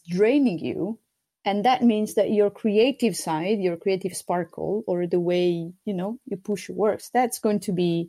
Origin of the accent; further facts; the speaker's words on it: Sardinia, Italy; first language Sardinian; English is a second language; now in Amsterdam, Netherlands; in Sardinian, that's my native language